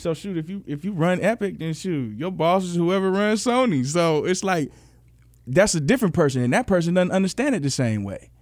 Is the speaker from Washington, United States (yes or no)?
no; Memphis, Tennessee, United States; moved away; also born or lived in Los Angeles / Michigan / Atlanta; I grew up in Memphis. I moved to L